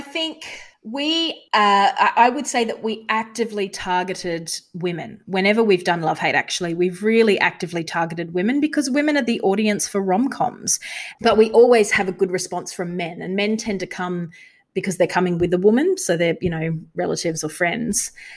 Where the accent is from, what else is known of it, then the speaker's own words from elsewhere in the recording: Australia; we're from Australia.